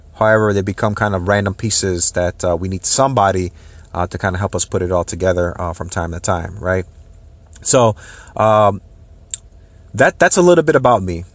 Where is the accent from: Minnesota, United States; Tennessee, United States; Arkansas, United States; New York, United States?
Minnesota, United States; Minneapolis; moved away as an adult; now in Tampa Bay, United States; I was, uh, born and raised in the Saint Paul, Minneapolis, uh, Minnesota area.